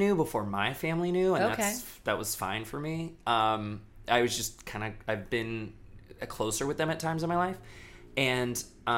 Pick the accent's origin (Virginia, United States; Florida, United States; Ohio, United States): Florida, United States; Daytona Beach; I grew up in Daytona Beach, Florida